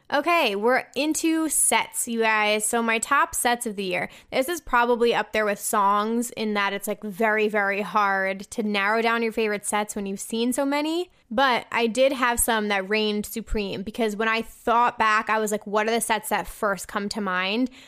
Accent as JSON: {"language": "English", "region": "New Jersey", "country": "United States", "said": "I'm from New Jersey"}